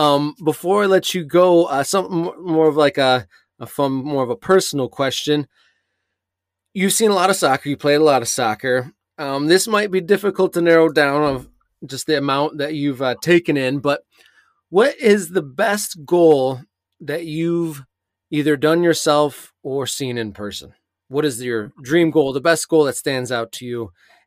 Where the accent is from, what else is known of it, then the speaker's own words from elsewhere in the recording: England, United Kingdom; I grew up at times in England myself